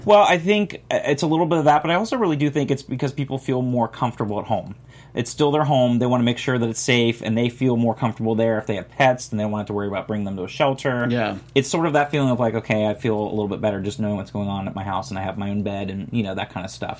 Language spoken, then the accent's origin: English; Florida, United States; I'm from Florida